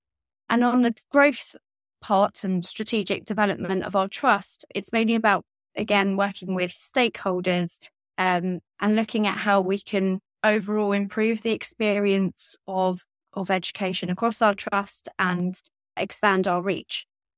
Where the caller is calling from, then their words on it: London, United Kingdom; So I'm calling in from London